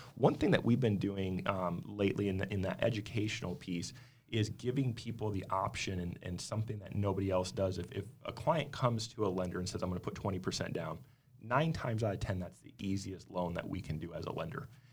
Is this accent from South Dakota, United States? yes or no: yes; South Dakota, United States; now in Arizona, United States; Originally grew up, born and raised in South Dakota, moved out to Arizona back in two thousand three